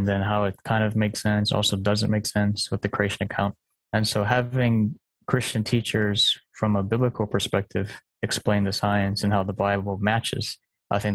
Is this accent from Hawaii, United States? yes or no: yes; Hawaii, United States; also born or lived in California; I grew up in Hawaii most of my life. Born in California, we moved here when I was four, so I'm more local than mainland